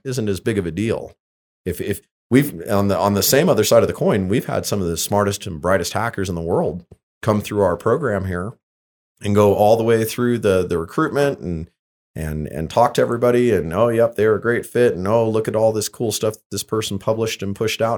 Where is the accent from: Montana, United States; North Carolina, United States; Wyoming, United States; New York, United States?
Wyoming, United States; Lander; I grew up in Lander, Wyoming, in a family where, you know, self-sufficiency and, and self-reliance is, is just something that you did